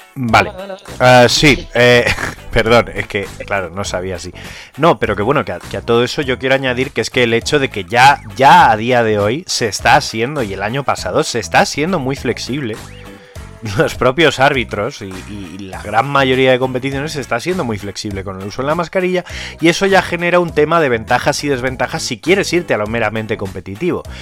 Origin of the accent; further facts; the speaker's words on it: Community of Madrid, Spain; somos más madrileños